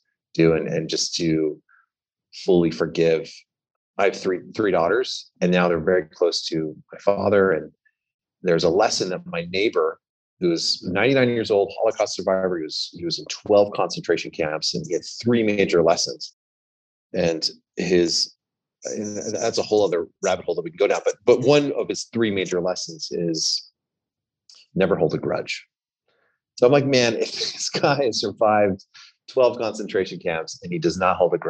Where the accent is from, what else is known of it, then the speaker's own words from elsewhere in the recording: Southern California, United States; I grew up in Southern California. I grew up in, I guess you can call it the valley of outside of Los Angeles